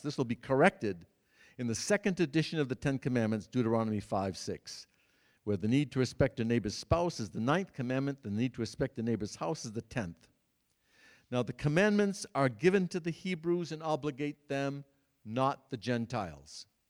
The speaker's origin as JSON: {"language": "English", "region": "Massachusetts", "country": "United States", "tie": "born or raised there", "said": "the church in which I grew up in Massachusetts, Saint Cecilia's the largest church in the Worcester Diocese"}